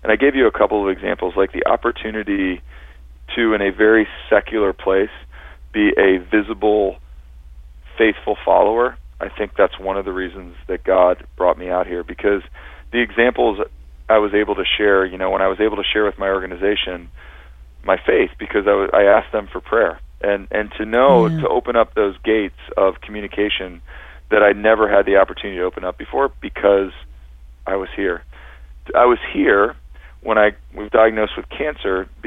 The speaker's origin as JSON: {"language": "English", "town": "Cincinnati", "region": "Ohio", "country": "United States", "tie": "born or raised there", "moved": "as an adult", "lives_now": "Northern California, United States", "said": "all of my hometown favorites and friends and University of Cincinnati"}